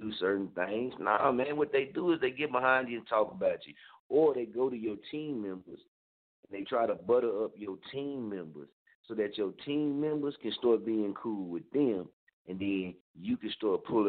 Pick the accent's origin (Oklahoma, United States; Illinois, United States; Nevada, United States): Oklahoma, United States; Muskogee; now in Wichita, United States; I don't stay in Muskogee. That's my hometown